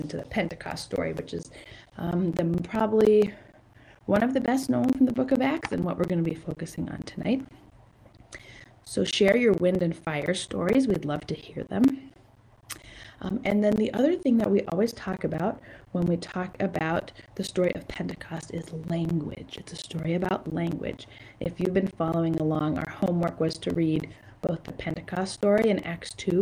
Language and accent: English; San Juan Islands, Washington, United States; I grew up in the San Juan Islands